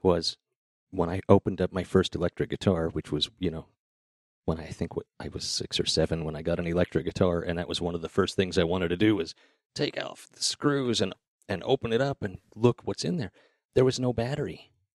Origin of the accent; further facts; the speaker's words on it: Idaho Falls, Idaho, United States; moved away as an adult; also born or lived in Seattle; I grew up in Idaho Falls